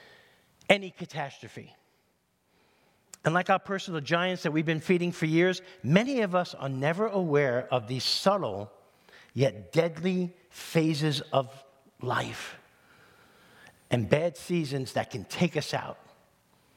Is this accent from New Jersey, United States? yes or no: no; New York City, New York, United States; moved away; if you grow up in East Harlem in New York City, there's a lot of sports fanatics